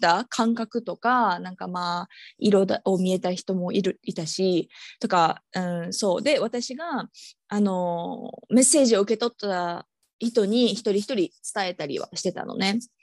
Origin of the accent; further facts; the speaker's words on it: Osaka, Japan; moved away; 私大阪出身